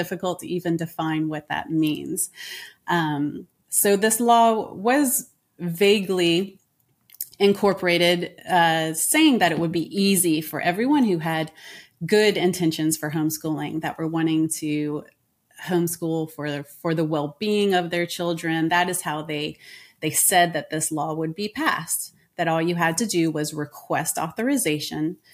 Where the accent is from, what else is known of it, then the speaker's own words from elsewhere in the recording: United States; moved away as an adult; now in France; I am an American